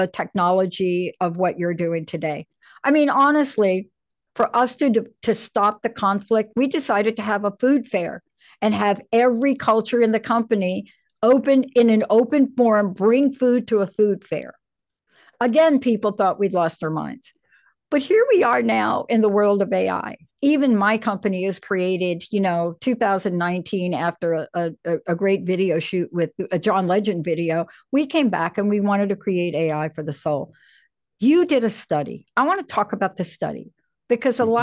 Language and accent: English; New York City, New York, United States; I'm a kid that grew up in the projects in the Bronx